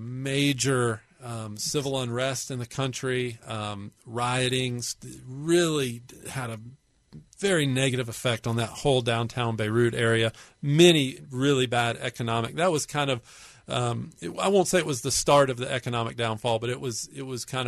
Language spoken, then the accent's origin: English; United States; I'm an American